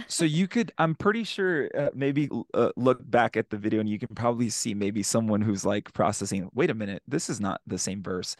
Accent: San Antonio, Texas, United States; moved away; San Antonio, which is my hometown. That's where I'm from

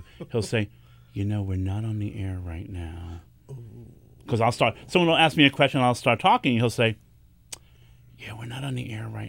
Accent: New York City, New York, United States; Because I'm a New Yorker. We're aggressive.

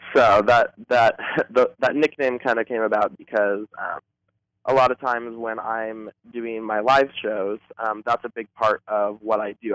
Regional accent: Boulder, Colorado, United States; now in Los Angeles, United States; I'm actually originally from Boulder, Colorado

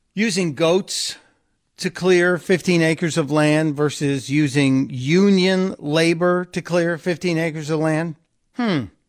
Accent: Chicago, Illinois, United States; Chicago, my hometown

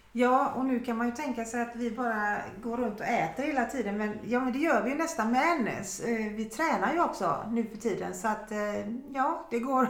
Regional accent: Sweden; moved away; vad vi är vana vid från Sverige

